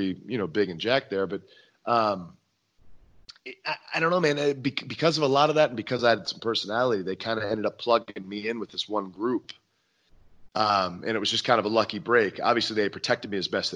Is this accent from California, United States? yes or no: no; Hagerstown, Maryland, United States; my hometown in Hagerstown, Maryland